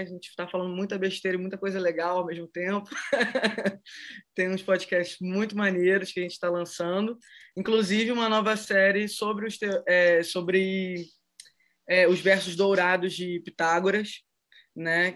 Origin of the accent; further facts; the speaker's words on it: Brazil; enquanto brasileira